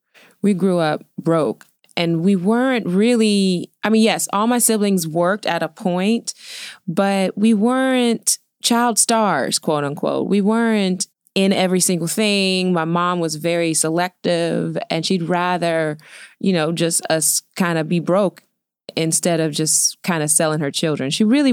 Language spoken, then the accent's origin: English; Queens, New York, United States; born there; I was born in New York. Okay. Queens, Elmhurst.